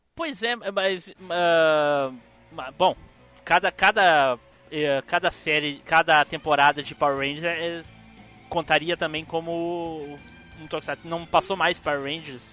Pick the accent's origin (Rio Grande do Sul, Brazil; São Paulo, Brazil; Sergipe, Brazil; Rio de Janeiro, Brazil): Rio Grande do Sul, Brazil; Gravataí; sou de. pertinho de Porto Alegre, sou de Gravataí